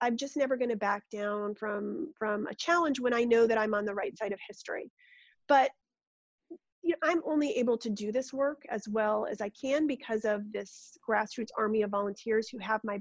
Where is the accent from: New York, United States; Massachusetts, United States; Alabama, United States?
New York, United States; Rochester; I grew up in Rochester, New York